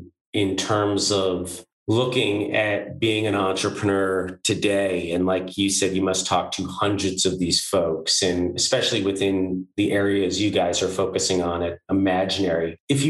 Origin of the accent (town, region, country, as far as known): New York City, New York, United States